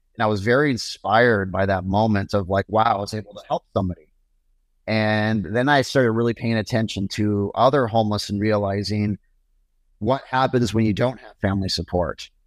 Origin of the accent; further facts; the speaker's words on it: Portland, Oregon, United States; Portland, Oregon, which is my hometown